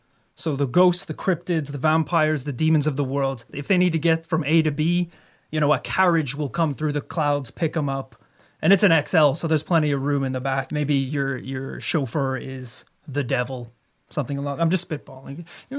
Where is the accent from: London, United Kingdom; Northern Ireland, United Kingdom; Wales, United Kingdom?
Northern Ireland, United Kingdom; My sister was actually attacked by a goat. Growing up in Northern Ireland.